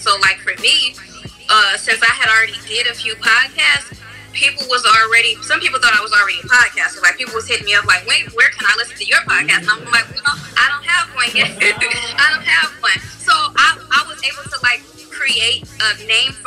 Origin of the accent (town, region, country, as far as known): Los Angeles, California, United States; born or raised there